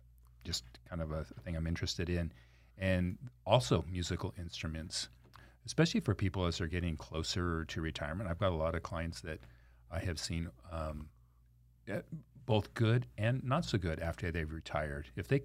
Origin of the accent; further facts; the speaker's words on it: Anaheim, California, United States; I grew up in Anaheim public school system.